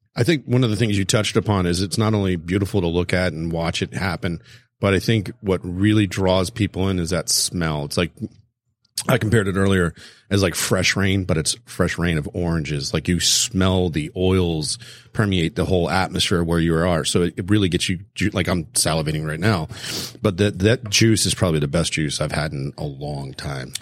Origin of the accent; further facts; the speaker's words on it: South Florida, United States; I grew up in South Florida